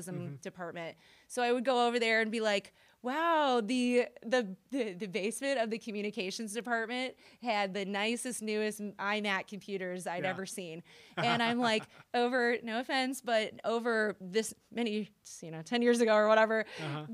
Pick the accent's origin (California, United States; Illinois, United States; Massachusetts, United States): Illinois, United States; Springfield; moved away as an adult; now in Carbondale, United States; I'm originally from Springfield, Illinois.